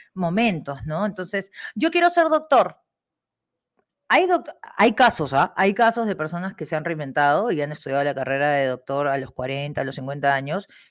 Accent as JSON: {"language": "Spanish", "country": "Peru", "also_born_or_lived": "Spain / Germany", "moved": "yes", "said": "los peruanos, nosotros, trabajadores"}